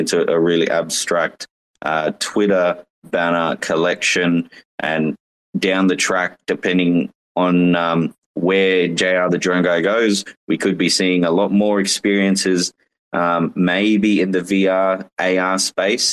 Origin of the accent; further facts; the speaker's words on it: Australia; I'm from Australia